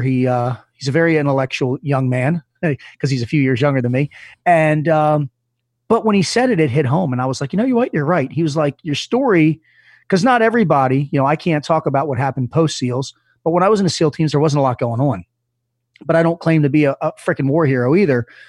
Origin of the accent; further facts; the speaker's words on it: Reisterstown, Maryland, United States; also born or lived in Dundalk, Maryland; I was in Dundalk, Maryland. I'm, which isn't a great part of town, and I moved out to Reisterstown, where I lived, which wasn't another great part of town. I'm from Maryland